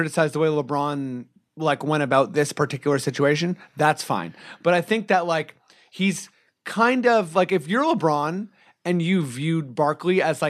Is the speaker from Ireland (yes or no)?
no; Canada; as a Canadian